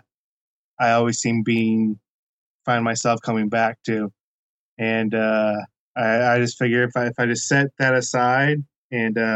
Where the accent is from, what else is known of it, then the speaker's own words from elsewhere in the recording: Pacific Northwest, United States; I'm actually from the Pacific Northwest, not the Midwest